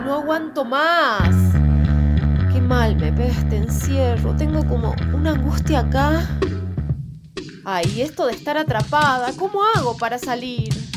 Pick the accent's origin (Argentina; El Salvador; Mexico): Argentina; Salta; moved away as an adult; now in Goa, India; soy de Salta, Argentina